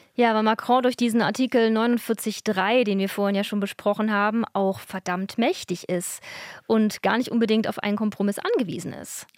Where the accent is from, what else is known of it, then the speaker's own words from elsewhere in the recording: Germany; bei uns in Deutschland